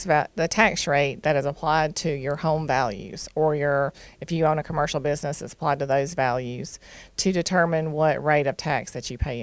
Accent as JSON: {"language": "English", "town": "Douglasville", "region": "Georgia", "country": "United States", "tie": "born or raised there", "said": "I grew up in Douglasville. I graduated from Lithia Springs High School. My father graduated from Douglas County High School in 1957, so I am a local."}